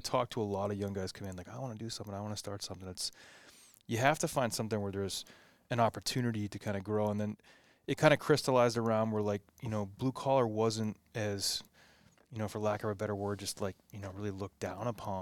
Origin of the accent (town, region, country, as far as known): New England, United States; born or raised there